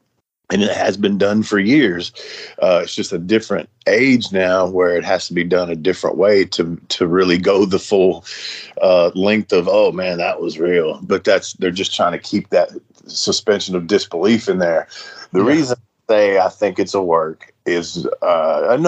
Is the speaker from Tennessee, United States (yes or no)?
yes; Nashville, Tennessee, United States; I was born and raised in Nashville, Tennessee